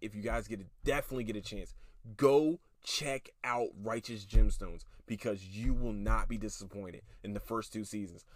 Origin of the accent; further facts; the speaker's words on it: Philadelphia, Pennsylvania, United States; I'm from Philadelphia, Pennsylvania